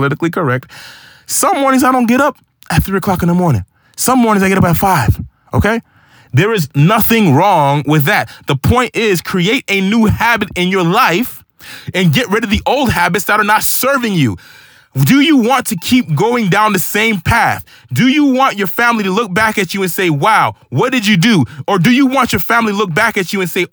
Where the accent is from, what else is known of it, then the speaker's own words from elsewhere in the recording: Haiti; moved away; I was born in Haiti